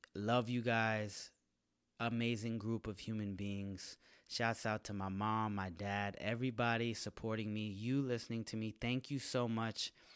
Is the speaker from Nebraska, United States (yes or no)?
no; San Jose, California, United States; moved away as an adult; now in Los Angeles, United States; San Jose, my hometown.